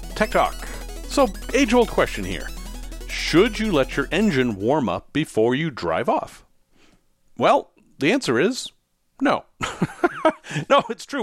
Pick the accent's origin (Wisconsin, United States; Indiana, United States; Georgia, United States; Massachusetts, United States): Massachusetts, United States; Salem; I'm from Salem, Massachusetts.